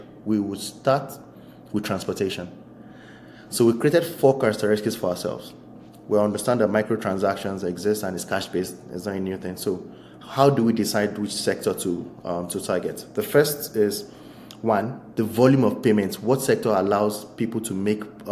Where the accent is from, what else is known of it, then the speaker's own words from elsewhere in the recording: Nigeria; I'm a Nigerian citizen